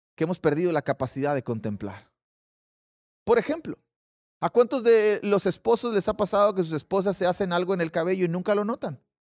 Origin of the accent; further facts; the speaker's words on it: Mexico; yo soy mexicano, probablemente tendré una ascendencia por allá.